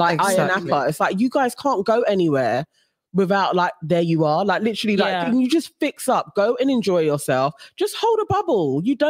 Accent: United Kingdom; we're not holding it up as British borns.

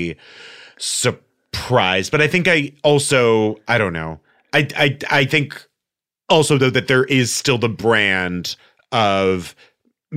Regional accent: El Paso, Texas, United States; now in Los Angeles, United States; I'm from El Paso, Texas

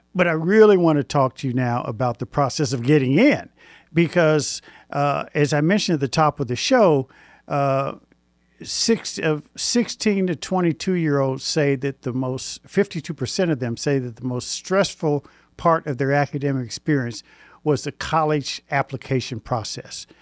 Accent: Indianapolis, Indiana, United States; moved away; I'm originally from Indianapolis

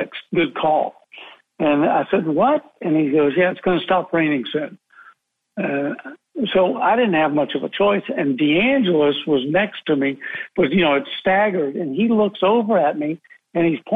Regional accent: United States; I'm half American

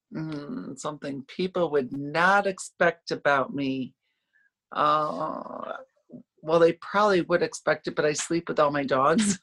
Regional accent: upstate New York, United States; moved away as an adult; now in Orlando, United States; I grew up in upstate New York

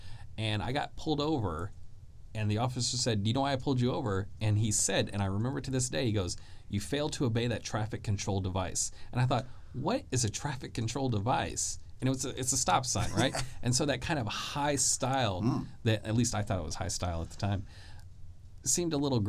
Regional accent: Arkansas, United States; You know, I'm from Arkansas.

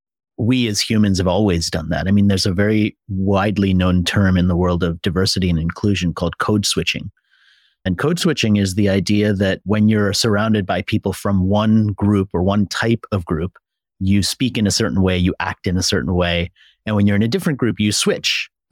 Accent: United States; moved away; So the first thing I removed from my language when I came from America was I no longer said dollar, I said dollar.

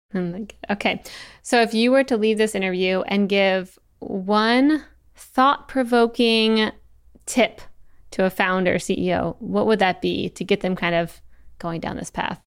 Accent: Eastern Shore, Maryland, United States; I'm from Maryland, the Eastern Shore

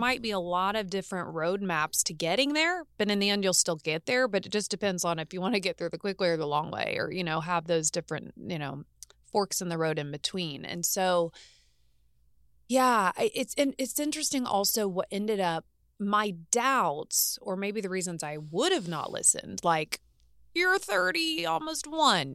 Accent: Martinsville, Indiana, United States; moved away as an adult; now in Los Angeles, United States; I grew up in Indiana, both in Indianapolis, which was the city as I was a young girl, and then moved to a very small town called Martinsville, Indiana.

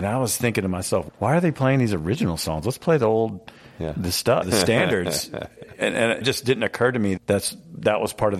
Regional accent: Brevard, North Carolina, United States; also born or lived in Nashville, Tennessee; now in Asheville, United States; Woody and I grew up in Brevard in Western North Carolina, and I lived in Asheville for several years.

